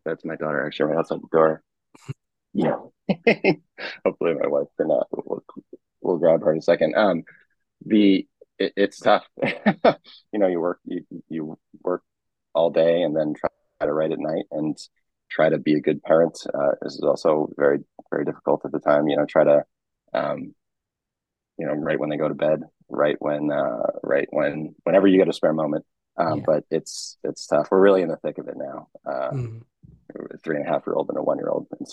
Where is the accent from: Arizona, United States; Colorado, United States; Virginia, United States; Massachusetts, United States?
Massachusetts, United States; Boston area; moved away as an adult; also born or lived in New York / New Hampshire; I'm from the area originally, lived in New York and then New Hampshire for a while and then moved back